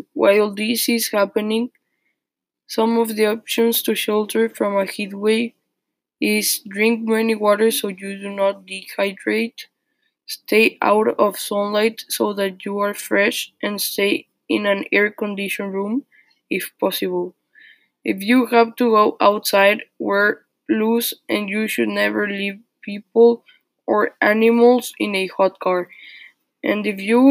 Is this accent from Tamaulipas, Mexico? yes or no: yes; Tampico, Tamaulipas, Mexico; My hometown, Tampico, is the most humid place I know.